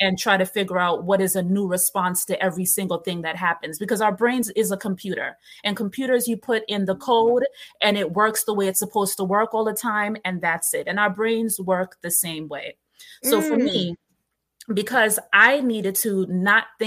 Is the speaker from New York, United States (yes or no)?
yes; New York City, New York, United States; I grew up in New York, in Brooklyn